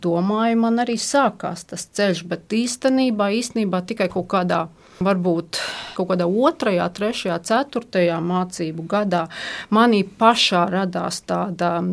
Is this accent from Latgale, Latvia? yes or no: no; Riga, Latvia; Nu, īsumā bija tā, man bērnība pagāja Rīgā.